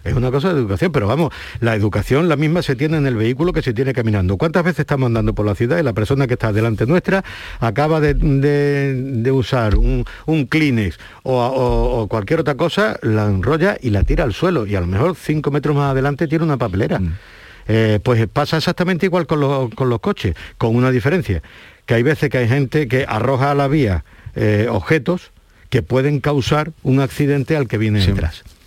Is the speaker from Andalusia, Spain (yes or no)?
yes; Huelva, Andalusia, Spain; also born or lived in Ceuta; Yo nací en Ceuta, me crié en Huelva y estoy aquí